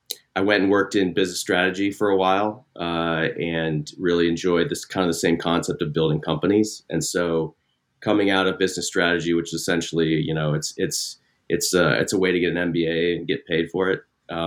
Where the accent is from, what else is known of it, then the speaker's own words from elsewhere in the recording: Midwest, United States; I grew up in the Midwest, went to Northwestern, got an engineering degree.